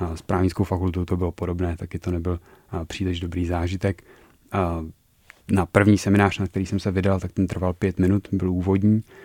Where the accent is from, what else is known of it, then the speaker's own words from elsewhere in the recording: Turnov, Liberec Region, Czechia; Já jsem studoval na gymnáziu v Turnově